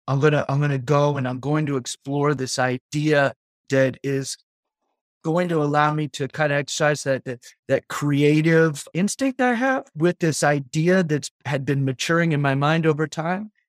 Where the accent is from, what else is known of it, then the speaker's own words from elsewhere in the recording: Auburn, Maine, United States; I grew up in Auburn, Maine, which is forty-five minutes north of where we are now in South Portland area, Greater Portland area. I had been there since I was four years old